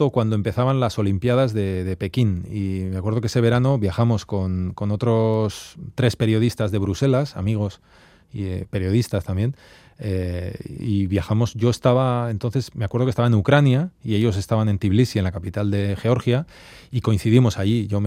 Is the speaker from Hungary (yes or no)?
no; Arbizu, Navarre, Spain; moved away as an adult; also born or lived in Brussels, Belgium / New York, United States; yo soy de Arbizu, de un pueblo de mil habitantes, de Navarra, de, Sacana, ¿no? y, es verdad que ya hace muchos años que, ya vivimos fuera, vivimos en Bruselas también